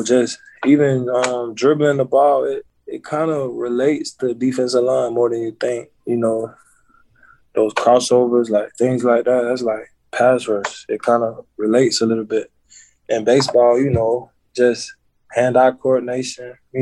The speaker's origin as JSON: {"language": "English", "town": "Tampa", "region": "Florida", "country": "United States", "tie": "born or raised there", "said": "I'm from Tampa, Florida. I went to Hillsborough High School"}